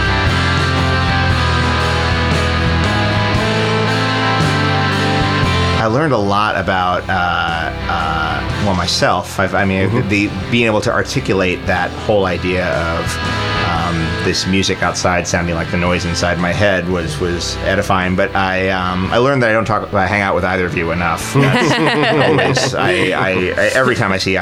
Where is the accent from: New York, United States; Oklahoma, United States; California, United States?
New York, United States; New York City; growing up in New York